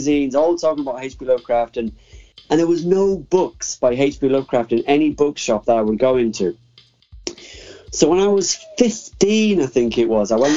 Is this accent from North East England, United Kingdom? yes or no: yes; near Middlesbrough, North East England, United Kingdom; Middlesbrough, which is the big city near where I live